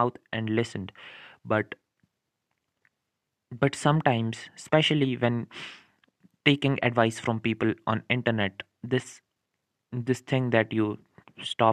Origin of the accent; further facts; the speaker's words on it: India; I'm from India